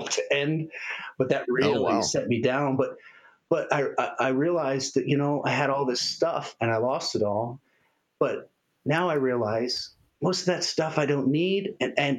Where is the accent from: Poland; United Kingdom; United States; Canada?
United States; Castle Rock, Colorado; I grew up in Castle Rock, Colorado, which is in Douglas County